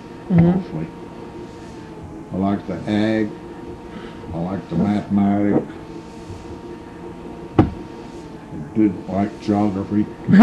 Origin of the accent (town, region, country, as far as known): Marceline, Missouri, United States; born or raised there